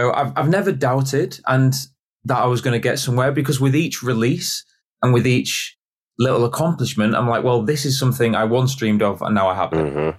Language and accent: English; York, Yorkshire and the Humber, United Kingdom; I'm from York.